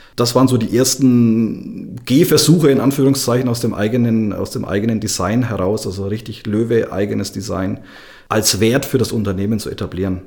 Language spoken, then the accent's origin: German; Upper Franconia, Bavaria, Germany; ich ja ein mehr oder weniger gebürtiger Oberfranke bin